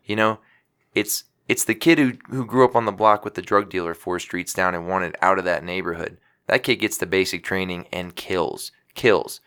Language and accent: English; Louisiana, United States; my hometown of Louisiana